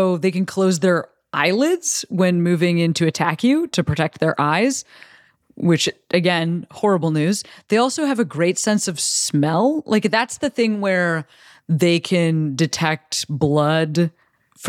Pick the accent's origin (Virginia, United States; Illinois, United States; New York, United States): Illinois, United States; my home state of Illinois